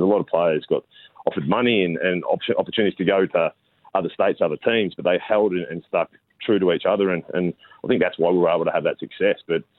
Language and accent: English; Victoria, Australia; moved away as an adult; now in Queensland, Australia; growing up in Victoria